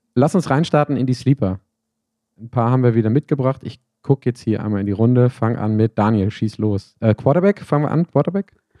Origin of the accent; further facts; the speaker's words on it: Bochum, North Rhine-Westphalia, Germany; moved away; zu Hause ähm, in meiner Heimat in Bochum